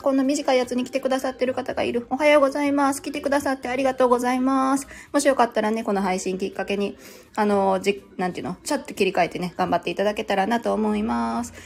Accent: Kansai, Japan; 私も関西人ですよ

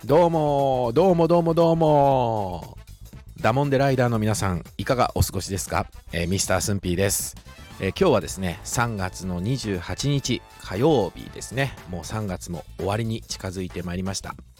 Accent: Shizuoka, Japan; accent: Shizuoka intonation; moved away as an adult; also born or lived in Kanto; 静岡生粋の静岡県人

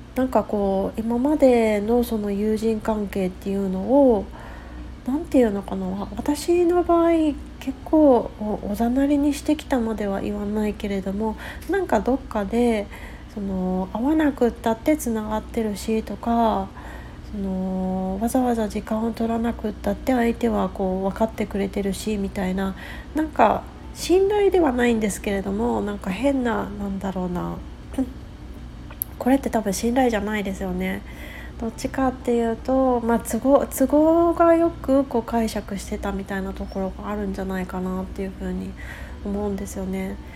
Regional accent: Japan; first language Japanese; also born or lived in West Coast, United States; now in United States

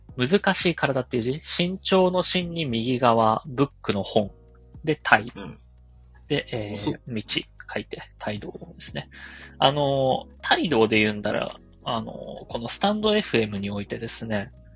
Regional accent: Urayasu, Chiba, Japan; 僕は、えー、千葉県浦安市出 身なんで

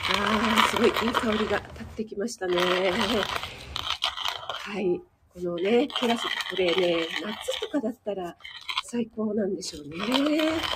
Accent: Kanagawa, Japan; 江戸っ子で、かな、神奈川ぬ

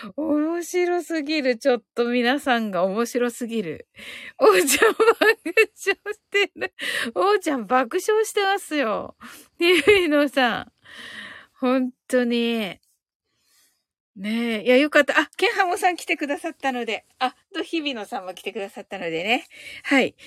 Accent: Kyushu, Japan; 私ってやっぱり九州人だから、あの、方言にはやっぱりちょっと強い

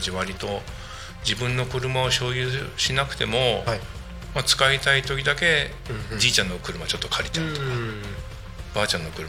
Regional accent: Kashiwa, Chiba, Japan; now in Narita, Japan; 後あの両親が千葉県の柏市に家を、はい買って、はい、でそこに26歳までかな、はい、いました、うん、で26の時に結婚して、はい、で結婚したタイミングで言うとあの成田に越してくることになったんですけども

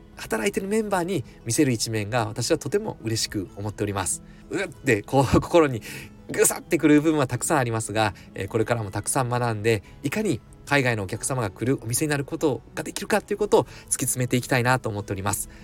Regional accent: Mie, Japan; 私三重県出身

